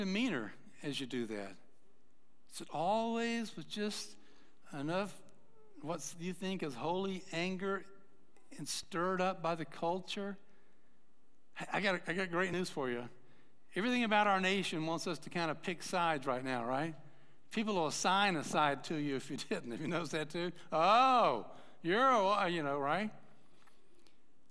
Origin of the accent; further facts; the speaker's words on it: Atlanta, Georgia, United States; moved away; I grew up in Atlanta